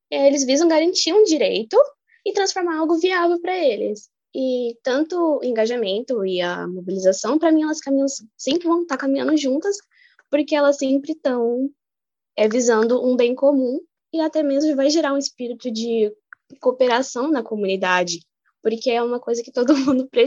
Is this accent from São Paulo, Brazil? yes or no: yes; São Paulo, Brazil; eu sou daqui da zona sul da capital de São Paulo.